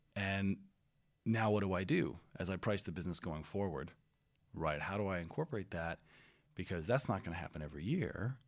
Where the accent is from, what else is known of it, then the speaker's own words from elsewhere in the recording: Florida, United States; also born or lived in California; I grew up in Florida and California